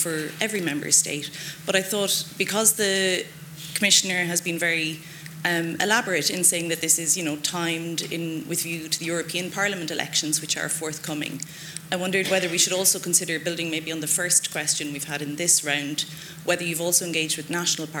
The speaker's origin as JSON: {"language": "English", "country": "Ireland", "second_language": "English", "said": "I'm the Irish fiscal attaché, and seeing as we've been mentioned a little bit, I thought it might be worth taking the floor."}